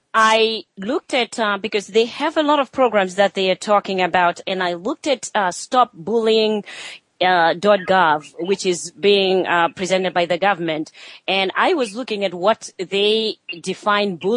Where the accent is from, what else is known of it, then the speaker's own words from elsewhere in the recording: Zimbabwe; moved away; I grew up in Zimbabwe in Africa